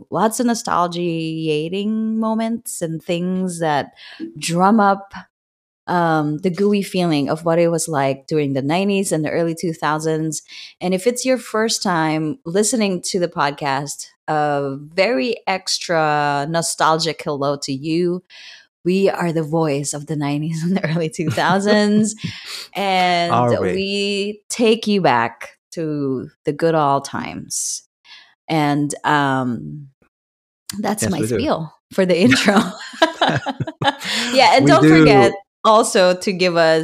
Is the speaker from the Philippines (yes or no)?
yes; Philippines; moved away as an adult; I was born and raised in the Philippines. I moved here when I was 25, 26.